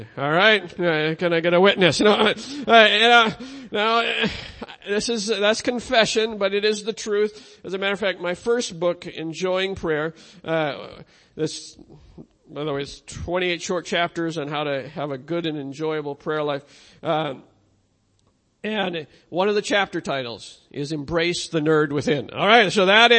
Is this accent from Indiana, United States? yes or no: no; Minnesota, United States; I'm from Minnesota